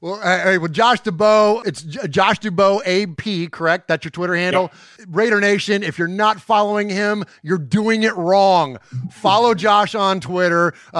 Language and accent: English; Bay Area, California, United States; We grew up in the Bay Area too.